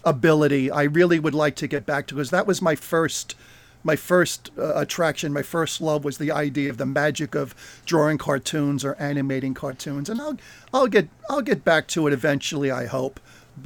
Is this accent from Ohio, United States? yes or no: no; New Jersey, United States; Brought up pretty much in New Jersey